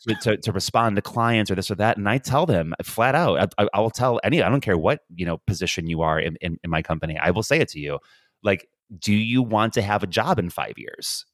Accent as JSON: {"language": "English", "country": "United States", "moved": "yes", "lives_now": "Dublin, Ireland", "said": "as an American"}